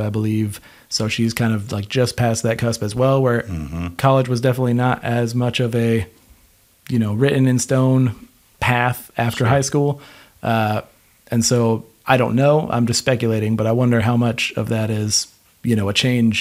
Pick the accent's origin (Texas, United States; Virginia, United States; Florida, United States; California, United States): Florida, United States; I grew up in Florida